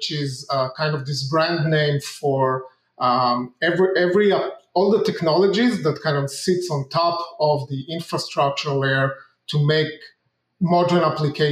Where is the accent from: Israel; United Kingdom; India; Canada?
Israel; moved away as an adult; now in United States; I'm originally from Israel. I moved to the U.S.